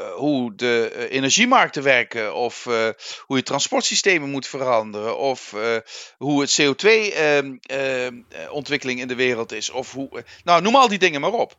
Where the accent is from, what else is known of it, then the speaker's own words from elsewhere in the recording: Netherlands; moved away; also born or lived in Limburg; Wij Nederlanders